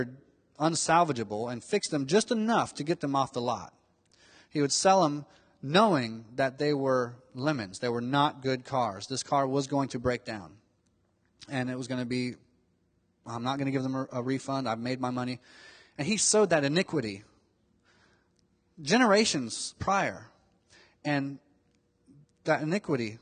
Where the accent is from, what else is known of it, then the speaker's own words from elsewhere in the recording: Miami, Florida, United States; when I was growing up in Miami, Florida